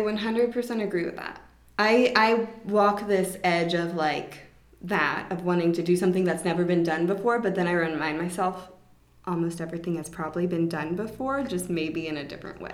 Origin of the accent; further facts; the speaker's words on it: Atlanta, Georgia, United States; I grew up in Atlanta, so I have my mm-hmm. childhood friends